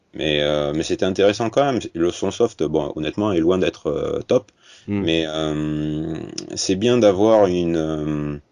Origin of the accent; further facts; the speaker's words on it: Bordeaux, Nouvelle-Aquitaine, France; accent: Bordelais; bordelaise, parce que vous avez peut-être entendu mon accent